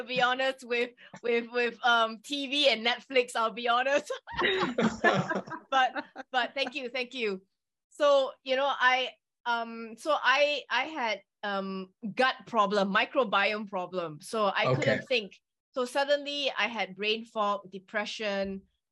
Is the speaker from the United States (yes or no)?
no; Singapore; accent: British; also born or lived in England; I grew up in Singapore and mm-hmm. I did study in England for a while